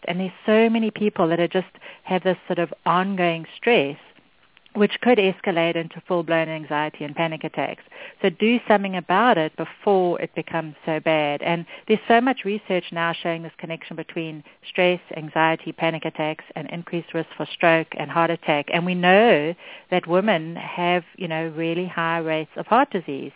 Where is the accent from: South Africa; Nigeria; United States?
South Africa; moved away; I grew up in South Africa, which is where my accent's from